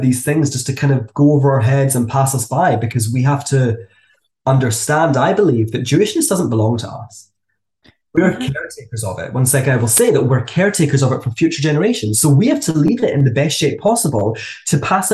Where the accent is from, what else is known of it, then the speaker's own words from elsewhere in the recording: Glasgow, Scotland, United Kingdom; moved away as an adult; now in Hong Kong; I was a Jew growing up in Glasgow